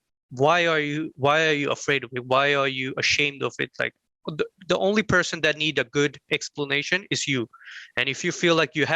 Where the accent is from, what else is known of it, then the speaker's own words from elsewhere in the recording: Sweden; I had a easy time growing up in Sweden